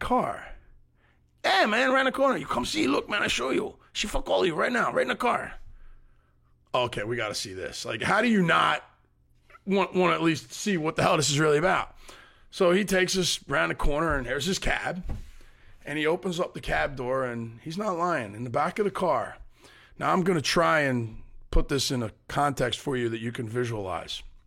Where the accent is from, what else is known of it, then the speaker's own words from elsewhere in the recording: United States; we're five American guys